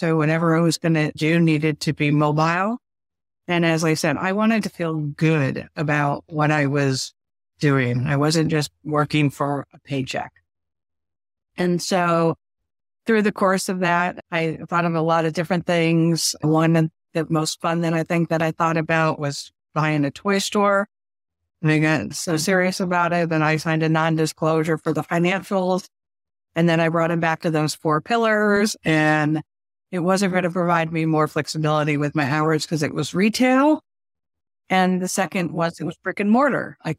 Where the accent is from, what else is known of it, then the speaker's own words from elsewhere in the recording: New England, United States; now in Virginia, United States; I am a transplant from New England down to Virginia. So now I'm a little further south.